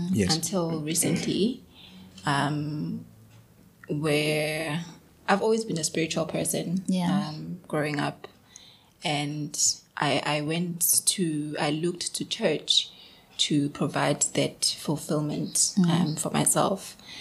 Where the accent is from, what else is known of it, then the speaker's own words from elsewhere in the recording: Edendale, KwaZulu-Natal, South Africa; So I grew up in the township. {S2} Right. {S3} I'm from Edendale, Esmero.